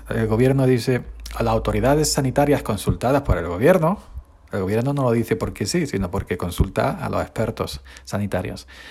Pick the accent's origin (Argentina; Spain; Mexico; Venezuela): Spain; somos un país mediterráneo de fiesta, sangre caliente, beber, disfrutar